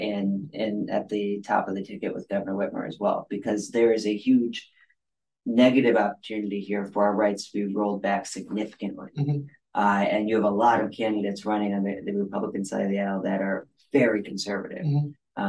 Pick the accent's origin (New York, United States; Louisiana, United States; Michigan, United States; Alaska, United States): Michigan, United States; Northern; moved away as an adult; now in Washtenaw County, Michigan, United States; I grew up in Northern Michigan